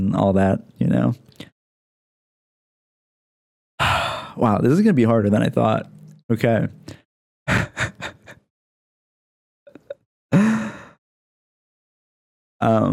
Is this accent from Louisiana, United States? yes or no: no; Lancaster, Pennsylvania, United States; now in San Diego, United States; I live in San Diego, but I'm from Lancaster, Pennsylvania.